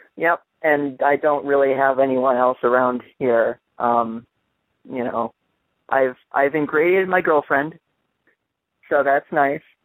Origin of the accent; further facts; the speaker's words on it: Detroit, Michigan, United States; I'm from Detroit, Michigan. I have I'm I have English heritage